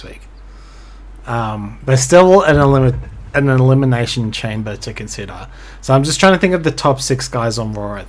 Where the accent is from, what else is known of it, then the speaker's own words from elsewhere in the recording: Ireland; I'm Irish